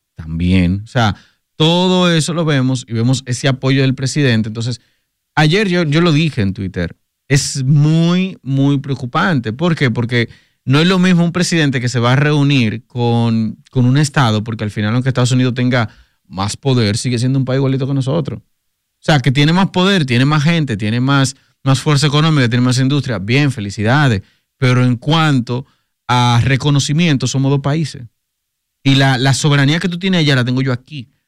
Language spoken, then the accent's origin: Spanish; Dominican Republic; nosotros como dominicanos